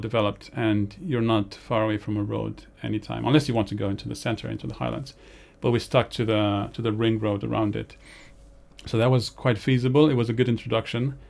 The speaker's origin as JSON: {"language": "English", "country": "Romania", "tie": "born or raised there", "moved": "yes", "said": "growing up in Romania, the winters there can be dire"}